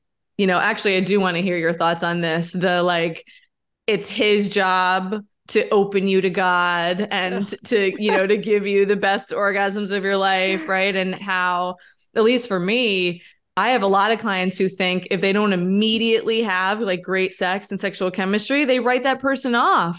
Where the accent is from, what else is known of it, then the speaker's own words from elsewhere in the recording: New York, United States; Well, so I grew up in New York and we had two classes when I was in eighth grade